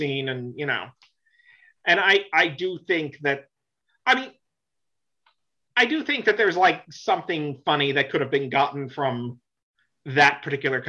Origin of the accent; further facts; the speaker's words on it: Florida, United States; moved away; also born or lived in New York / Boston; I grew up in Florida, but before that I grew up in New York